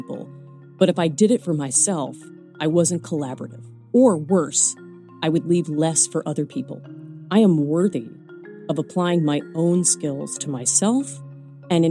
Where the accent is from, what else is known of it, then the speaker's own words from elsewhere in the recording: New York City, New York, United States; moved away as an adult; also born or lived in New Jersey; I was born in Brooklyn. I am a lifelong New Yorker